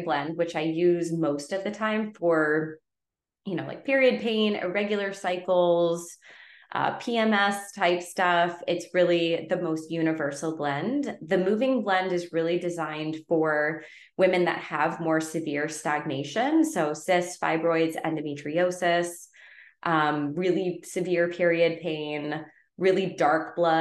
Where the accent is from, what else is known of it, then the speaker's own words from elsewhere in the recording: Connecticut, United States; now in Southern California, United States; Where I grew up in Connecticut, we had well water